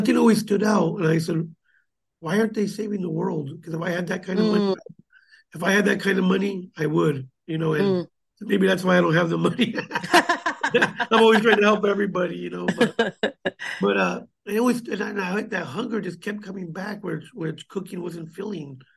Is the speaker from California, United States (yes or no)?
yes; Gilroy, California, United States; I grew up here in Gilroy, you know, went to Rutgers School